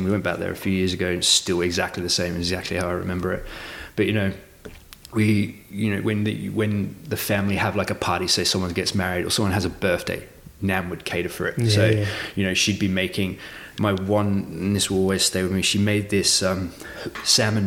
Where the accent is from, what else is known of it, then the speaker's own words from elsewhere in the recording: Portsmouth, South East England, United Kingdom; now in Australia; we grew up in Portsmouth.